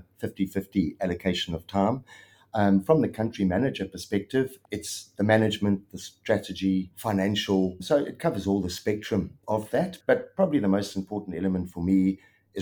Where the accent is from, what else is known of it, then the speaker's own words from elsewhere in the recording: South Africa; accent: South African twang; moved away as an adult; now in Melbourne, Australia; Obviously, I'm South African, grew up in South Africa, and I'd started my adjusting career up there and had 17 odd years in South Africa